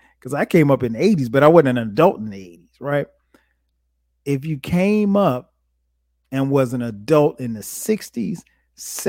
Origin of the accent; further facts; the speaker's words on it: Florence, South Carolina, United States; moved away; I go home to my hometown of Florence, South Carolina, and I go to my mom's house